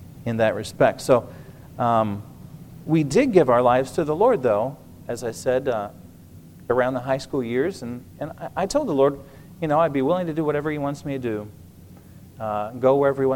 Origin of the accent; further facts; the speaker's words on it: Illinois, United States; I grew up in Illinois, and my wife is from South Jersey